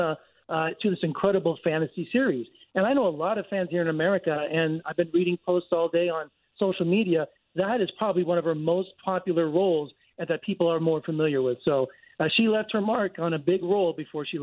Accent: United States; as an American

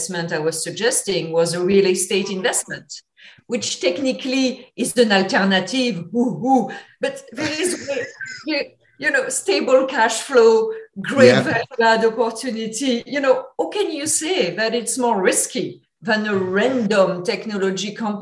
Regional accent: France; English is a second language; moved away; I apologize in advance if my accent is a bit thick. I'm from France originally

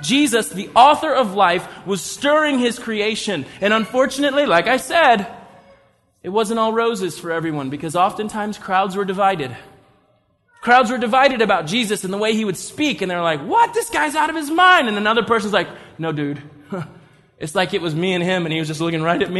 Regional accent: United States; we're Western Christians, we're American Christians

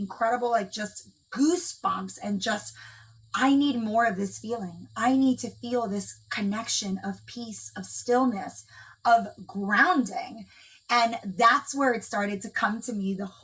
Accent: Dominican Republic; moved away; I'm from the Dominican Republic, and my family lives there

